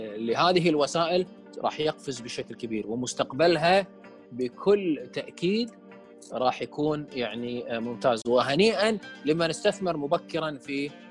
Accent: Kuwait; ما عندنا مبرمجين كويتيين

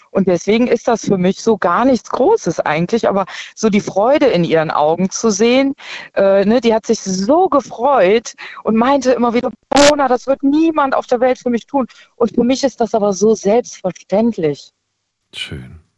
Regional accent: Aachen, North Rhine-Westphalia, Germany; Genau, genau, Schön. eigentlich aus Aachen.

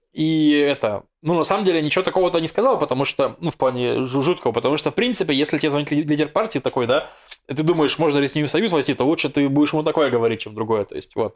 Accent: Russia; я из России

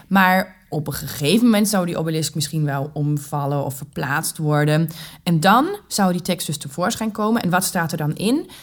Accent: Germany; Dutch is a second language; moved away as an adult; also born or lived in England / United States; now in Groningen, Netherlands; ik niet uit Nederland kom. Ik ben Duitse.

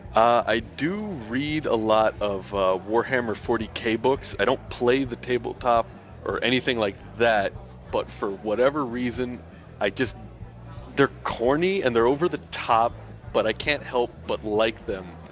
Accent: Miami, Florida, United States; also born or lived in Louisiana; now in Vancouver, Canada; I was born in Louisiana but grew up in Miami

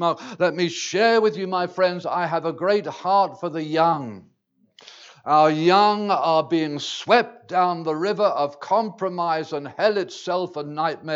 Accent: England, United Kingdom; I speak as an Englishman. I can't speak for the province here exactly, but I speak for my land of England

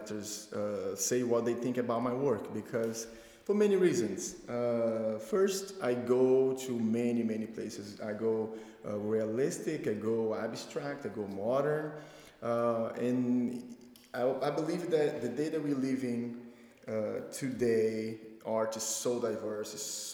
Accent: Brazil; moved away as an adult; now in United States; growing up in Brazil

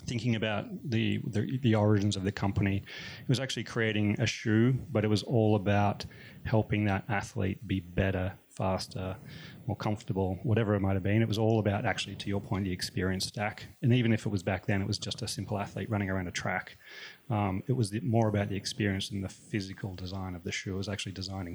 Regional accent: Melbourne, Victoria, Australia; moved away as an adult; now in United States; I'm from Melbourne originally. Been in the US for about 10 years now.

